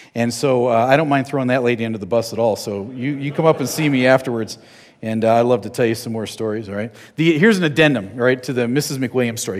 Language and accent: English; New Jersey, United States; I'm from New Jersey